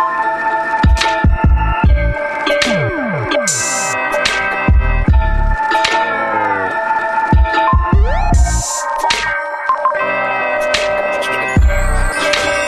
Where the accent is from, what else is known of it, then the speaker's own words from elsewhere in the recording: Australia; moved away; growing up in Australia, I always had a winter birthday